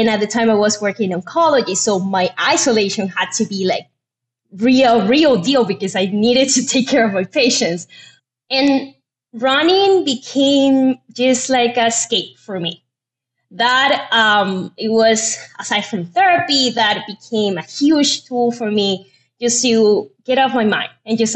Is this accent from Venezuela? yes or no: yes; Venezuela; moved away as an adult; now in United States; I'm from Venezuela. I got here in 2015 to the United States